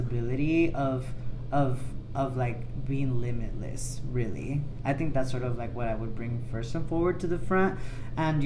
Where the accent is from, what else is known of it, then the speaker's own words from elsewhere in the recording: Los Angeles, California, United States; I grew up closer to Manchester